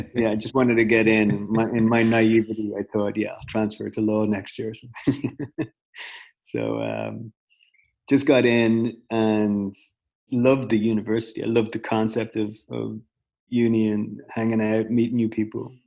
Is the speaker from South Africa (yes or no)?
no; Dublin, Leinster, Ireland; moved away; I grew up in Dublin